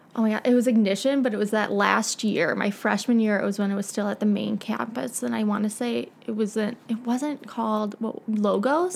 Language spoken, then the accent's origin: English; Naperville, Illinois, United States; I grew up in Naperville. Was born in Edwards Hospital